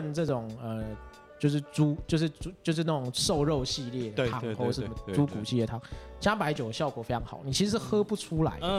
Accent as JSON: {"language": "Chinese", "region": "Guangdong", "country": "China", "said": "因为像我自己的口味就是，呃，有时候我就是想要去做个什么四川菜、什么北方菜，嗯，那因为我广东人嘛，所以忍不住还是想要加个糖，或者忍不住还是要想要加点蚝油，"}